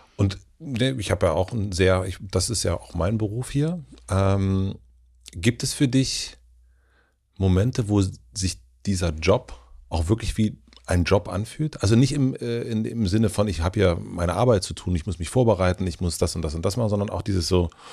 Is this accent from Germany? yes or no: yes; Germany; wir sind ja beide Deutsche